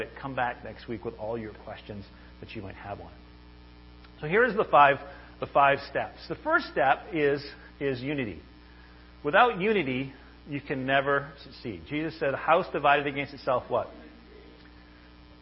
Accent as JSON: {"language": "English", "region": "Maine", "country": "United States", "said": "I'm originally from Maine"}